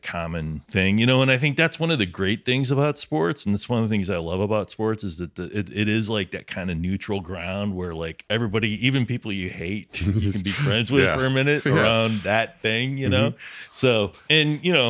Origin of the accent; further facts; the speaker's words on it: Illinois, United States; and I didn't grow up in Chicago. I grew up near Chicago.